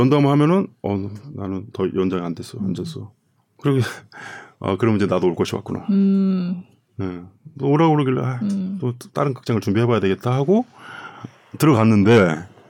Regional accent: South Korea; moved away as an adult; also born or lived in Germany; now in Copenhagen, Denmark; 저희는 한국 사람이니까

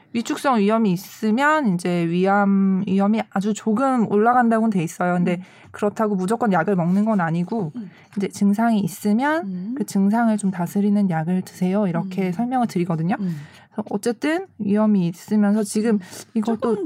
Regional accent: Seoul, South Korea; 저는 방학동 출신.

